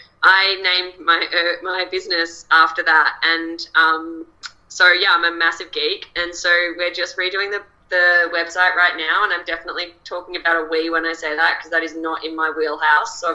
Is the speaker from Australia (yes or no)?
yes; Australia; accent: Australian